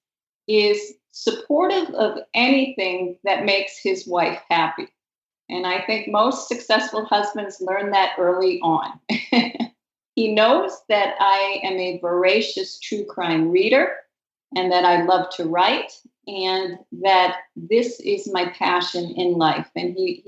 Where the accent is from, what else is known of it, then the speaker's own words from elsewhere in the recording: Massachusetts, United States; moved away as an adult; also born or lived in Montreal, Canada / Vancouver, Canada / Ohio, United States; now in Connecticut, United States; I grew up in New England, in Massachusetts, and have lived in many other places